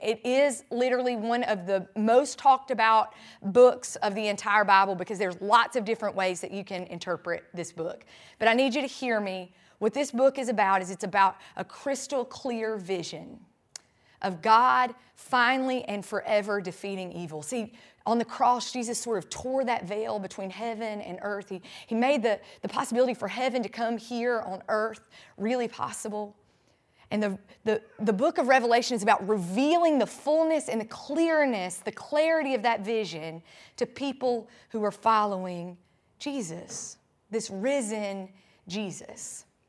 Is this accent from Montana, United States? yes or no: no; Sandy Ridge, North Carolina, United States; now in Tampa, United States; I grew up in Sandy Ridge, North Carolina